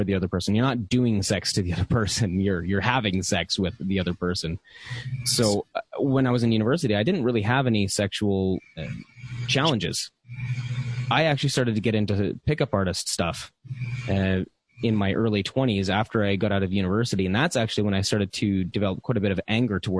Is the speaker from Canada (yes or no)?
yes; Canada; I am a Canadian veteran